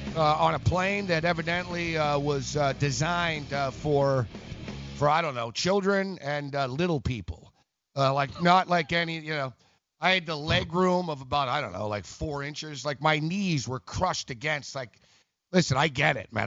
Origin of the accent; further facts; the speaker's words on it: Montreal, Quebec, Canada; now in New York, United States; we're both from Montreal